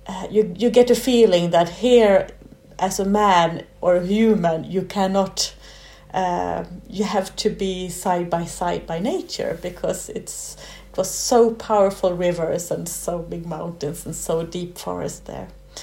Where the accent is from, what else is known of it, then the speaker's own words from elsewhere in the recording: Stockholm, Stockholm County, Sweden; moved away as an adult; also born or lived in Denver, Colorado, United States; now in Jokkmokk, Sweden; It's far from where I was born, because I was born in Stockholm. So it's far away both city-wise and also in kilometers. It's about 1,000 kilometers from Stockholm.